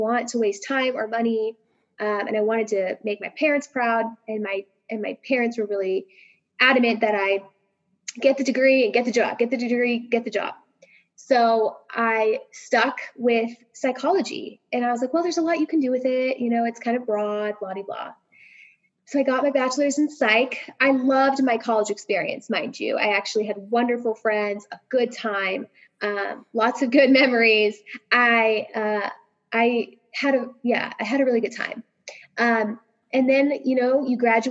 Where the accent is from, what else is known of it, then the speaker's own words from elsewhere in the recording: Sierra Nevada, Northern California, United States; also born or lived in Bay Area, California / San Diego, California; I'm born and raised in the Sierra Nevada. So I'm from Northern California